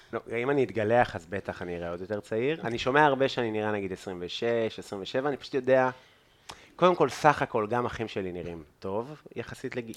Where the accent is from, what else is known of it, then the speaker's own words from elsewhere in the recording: Afula, Northern District, Israel; also born or lived in England; now in Tel Aviv, Israel; אני כאילו תל אביבי כמה שנים, אבל לא מאוד תל אביבי עדיין בחוויה, אני עפולאי מאוד